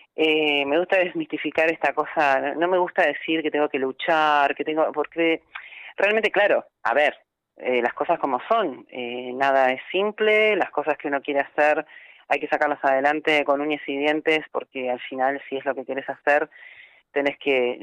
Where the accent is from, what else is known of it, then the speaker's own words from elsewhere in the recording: Argentina; Yo nací allí, en Argentina